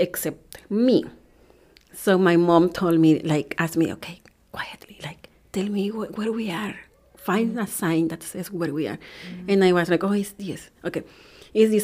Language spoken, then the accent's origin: English; El Salvador; English is a second language; moved away as an adult; now in Wisconsin, United States; I was born in El Salvador, which is in Central America